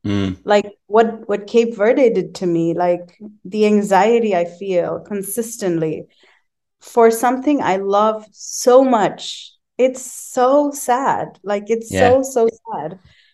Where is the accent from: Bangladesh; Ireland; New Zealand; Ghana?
Bangladesh; And I was like, I'm from Bangladesh. I've never been to Syria in my life.